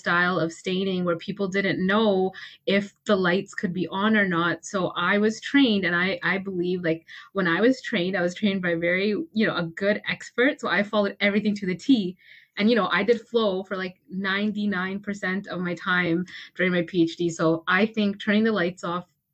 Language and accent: English; Toronto, Ontario, Canada; I'm from Toronto